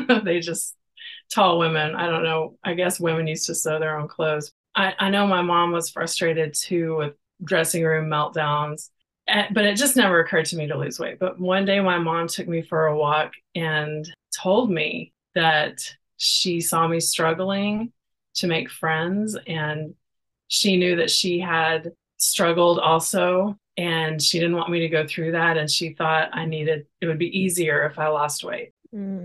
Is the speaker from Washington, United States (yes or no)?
no; Texas, United States; now in Oregon, United States; Well, I live in Oregon, but I'm from Texas